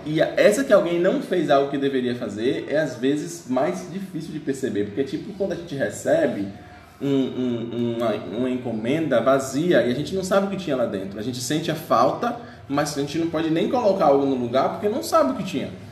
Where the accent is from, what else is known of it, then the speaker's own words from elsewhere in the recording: Bahia, Brazil; eu sou baiano, né, da Bahia